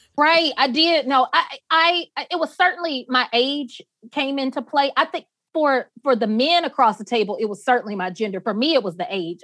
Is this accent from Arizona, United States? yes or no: no; Atlanta, Georgia, United States; also born or lived in Barnesville, Georgia; I grew up in Atlanta